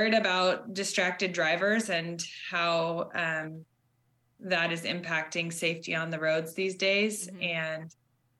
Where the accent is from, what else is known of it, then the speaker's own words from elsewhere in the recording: Seattle, Washington, United States; moved away as an adult; also born or lived in Bay Area, California; now in Vermont, United States; Originally, I grew up in Seattle and moved to the Bay Area and was there just over 7 years